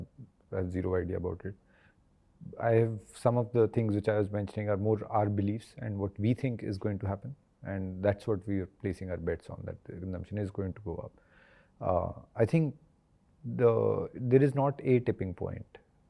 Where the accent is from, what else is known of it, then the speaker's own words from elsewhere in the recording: India; looking at India has just been that, when I go back to my hometown, I go back to a lot of these places, which are what we'd call tier 3, tier 4 cities.